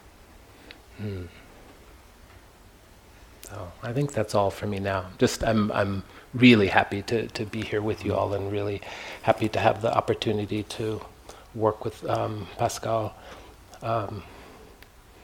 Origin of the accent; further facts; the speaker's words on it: Kansas, United States; also born or lived in Palm Springs / Joshua Tree; now in San Francisco Bay Area, United States; Born and raised in Kansas, a red state of mind